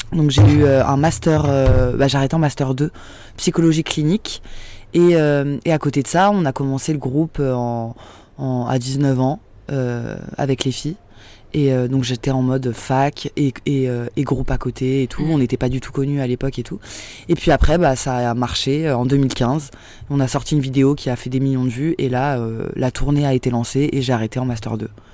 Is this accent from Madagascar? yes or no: no; Saint-Denis, Île-de-France, France; J'ai grandi à Saint-Denis en banlieue parisienne dans le 93